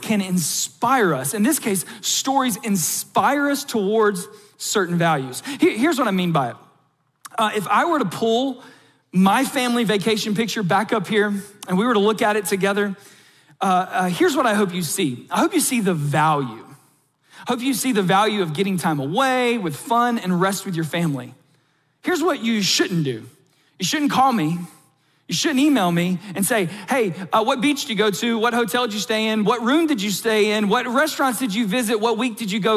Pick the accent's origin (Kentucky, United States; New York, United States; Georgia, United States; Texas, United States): Georgia, United States; South; accent: South Georgia; my South Georgia accent